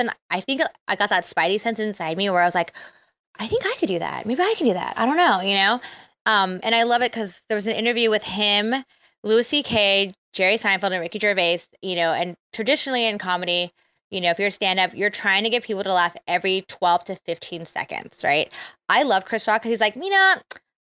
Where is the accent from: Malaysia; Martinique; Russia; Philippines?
Philippines; I'm Filipino